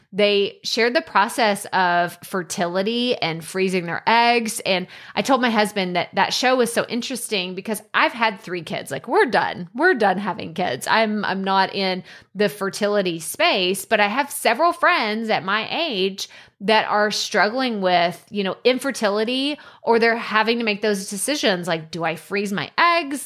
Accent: United States; as an American

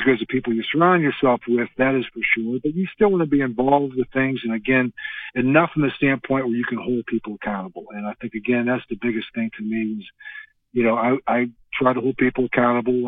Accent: Western Pennsylvania, United States; growing up in Western Pennsylvania

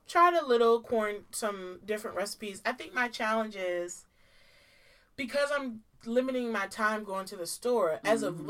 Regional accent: Maryland, United States; I am from Maryland.

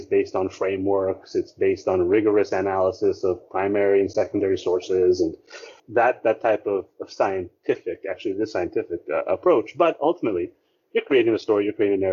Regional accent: Philippines; our identity as a Filipino, our identity as a nation

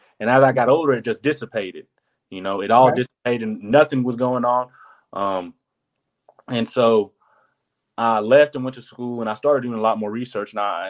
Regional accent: the South, United States; Because I grew up in the South.

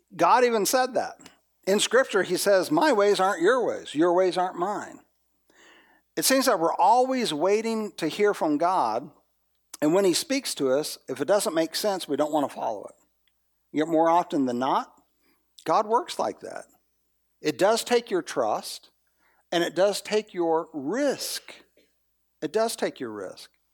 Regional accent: the South, United States; I'm from the South

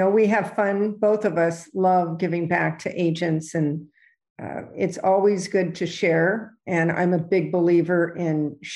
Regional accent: California, United States; moved away as an adult; now in New York, United States; when I came to New York, I was from California

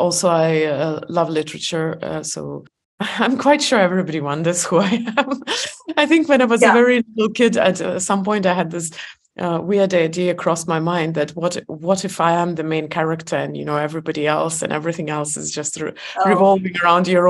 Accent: Estonia; I was born in Soviet Union

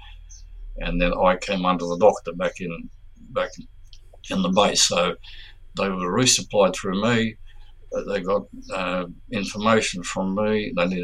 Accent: Melbourne, Victoria, Australia; I'm originally from Melbourne. My family is here.

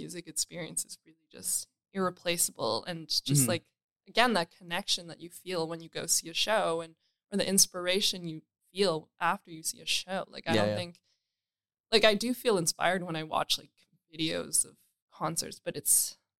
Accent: Toronto, Ontario, Canada; I grew up in North York.

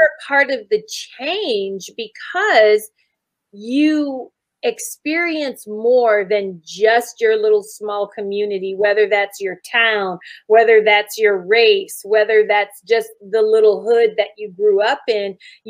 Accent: Germany; I grew up in Germany and traveled all around Europe. And so I'm used to different cultures

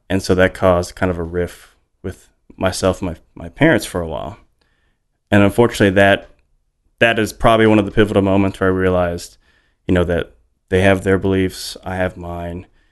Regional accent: Hawaii, United States; moved away; I grew up in Hawaii

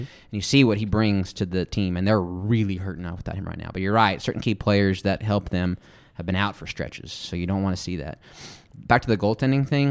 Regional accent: Midland, Texas, United States; I'm from Midland, Odessa, that way

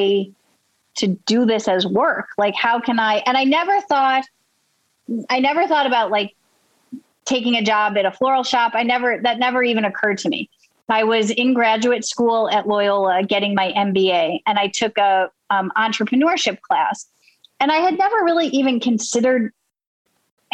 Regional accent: Buffalo, New York, United States; now in Baltimore, United States; I grew up in Buffalo, New York.

